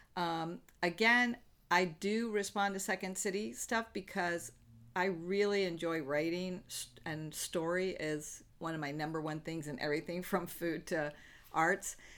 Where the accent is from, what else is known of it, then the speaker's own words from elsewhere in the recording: the South, United States; now in Los Angeles, United States; I grew up in the South in the buckle of the Bible Belt